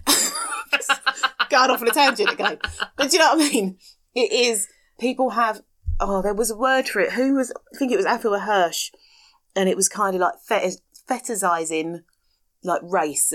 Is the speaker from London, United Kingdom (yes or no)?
yes; London, United Kingdom; moved away as an adult; now in Kent, United Kingdom; we're both from London